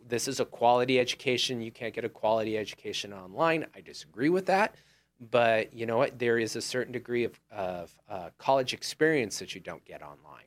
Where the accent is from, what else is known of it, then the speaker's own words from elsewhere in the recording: United States; I grew up on Old Humboldt